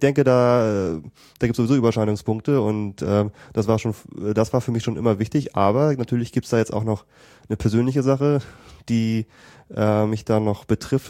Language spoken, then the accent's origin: German; a suburb of Hamburg, Schleswig-Holstein, Germany; also born or lived in United States; ich komme aus Schleswig-Holstein und äh, aus einem Vorort von Hamburg